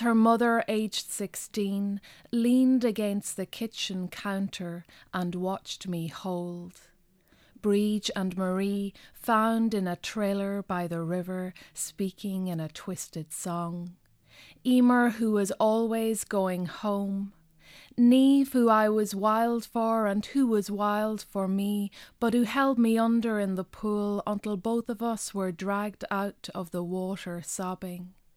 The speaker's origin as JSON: {"language": "English", "area": "North West Donegal", "region": "Ulster", "country": "Ireland", "tie": "born or raised there", "first_language": "Irish", "second_language": "English", "moved": "yes", "lives_now": "Dublin, Ireland", "said": "growing up in Donegal in the nineteen eighties"}